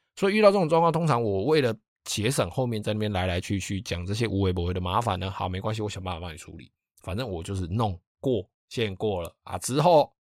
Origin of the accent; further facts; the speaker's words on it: Taiwan; 我们台湾人嘛，哦，就是以懒惰、贪方便、贪图方便出名的